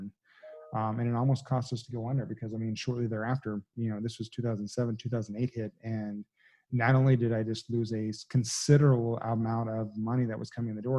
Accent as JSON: {"language": "English", "region": "Texas", "country": "United States", "tie": "born or raised there", "said": "I'm born and raised in Texas, you know, so I'm a good old boy"}